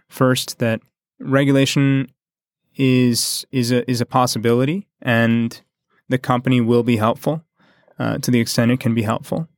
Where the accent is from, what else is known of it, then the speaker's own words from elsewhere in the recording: United States; we in the States